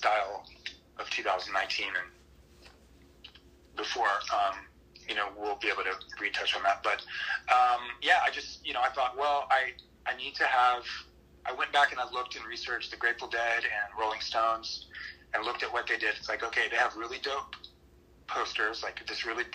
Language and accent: English; Luckenbach, Texas, United States; also born or lived in Saginaw, Michigan; And I'm from Texas. I grew up outside of Austin in Hill Country near Luckenbach